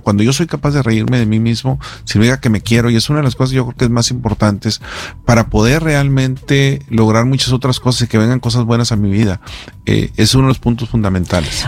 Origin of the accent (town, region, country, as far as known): Mexico